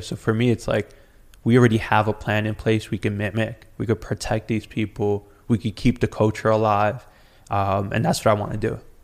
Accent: New York City, New York, United States; I grew up on Rivington and Forsyth

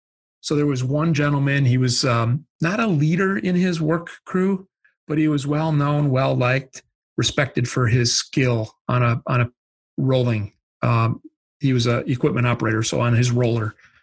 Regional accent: Midwest, United States; I'm from the Midwest. I can use that word.

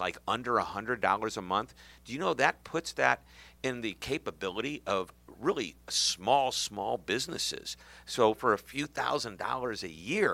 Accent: Missouri, United States; I'm from Missouri, which is the show me state

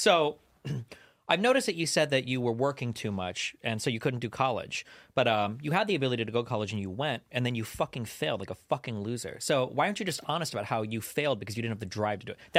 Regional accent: Omaha, Nebraska, United States; moved away as an adult; Because I grew up in Omaha, Nebraska. I didn't leave that state till I was 30 years old. My first sushi, I think I was 31.

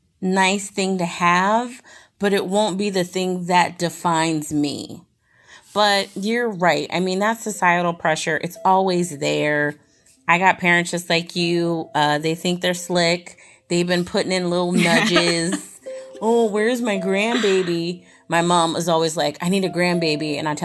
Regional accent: Puerto Rico; Okay, so, you know, I'm Puerto Rican and I'm African American. And I always put that I'm mixed.

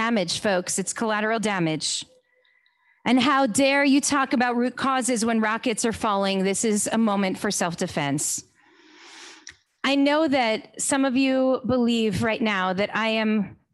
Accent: United States; we as American Jews

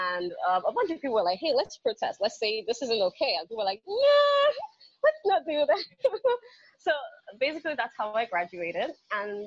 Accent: Nigeria; Growing up in Nigeria

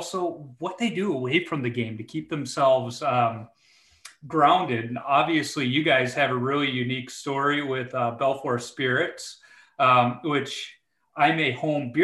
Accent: Chicago, Illinois, United States; now in Minnesota, United States; As a young goaltender growing up in Chicago

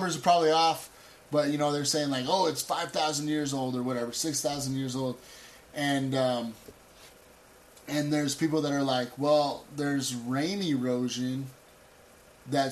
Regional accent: United States; we all believe it as Americans

